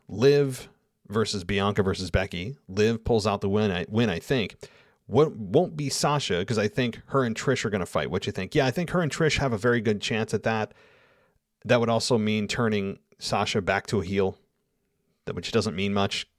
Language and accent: English; United States; accent: American; I am forever an American accent